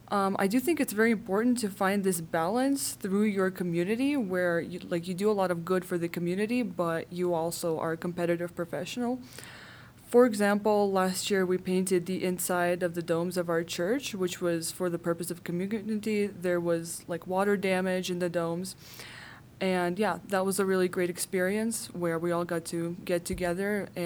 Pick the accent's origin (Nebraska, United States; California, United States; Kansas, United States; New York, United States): California, United States; Bay Area; I'm from the Bay Area. It's a very competitive environment.